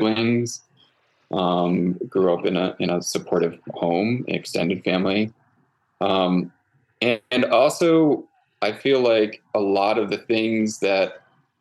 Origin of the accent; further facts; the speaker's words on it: Connecticut, United States; moved away as an adult; also born or lived in Central Coast of California; now in California, United States; I grew up in Connecticut